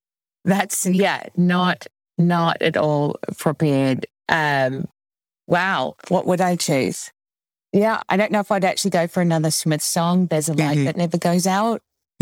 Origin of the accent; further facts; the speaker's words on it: New Zealand; I grew up in New Zealand in my defense.